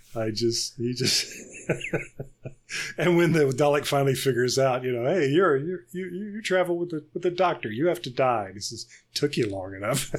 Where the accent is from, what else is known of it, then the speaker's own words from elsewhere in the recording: Birmingham, Alabama, United States; my hometown up in the city of Birmingham